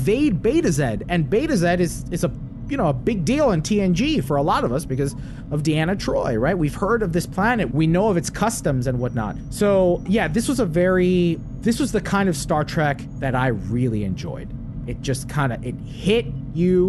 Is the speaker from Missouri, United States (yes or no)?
no; right across the Hudson River, New Jersey, United States; I grew up right outside New York City, right across the Hudson River